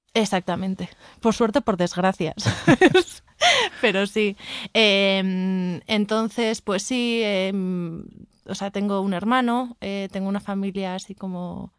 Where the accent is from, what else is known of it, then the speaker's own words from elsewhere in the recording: a town in the Basque Country, Spain; now in Mexico City, Mexico; Soy de Yodio, de un pueblo del País Vasco